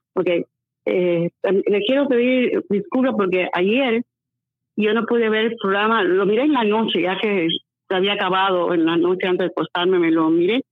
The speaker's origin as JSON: {"language": "Spanish", "country": "Cuba", "moved": "as an adult", "lives_now": "Las Vegas, United States", "said": "yo salí tanto tiempo hace de Cuba, como te digo, de los años 67"}